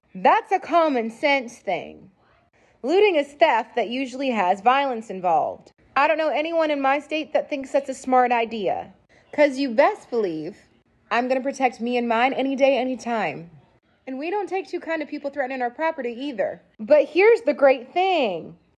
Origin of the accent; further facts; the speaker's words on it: Texas, United States; I'm from Texas